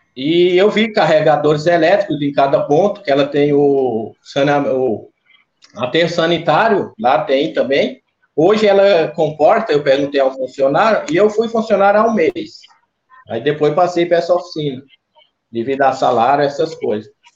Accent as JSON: {"language": "Portuguese", "town": "Garanhuns", "region": "Pernambuco", "country": "Brazil", "tie": "born or raised there", "also_born_or_lived": "Bezerros, Pernambuco", "moved": "yes", "lives_now": "Itatiba, Brazil", "said": "eu sou pernambucano, natural de Bezerros. Me criei em Garanhuns."}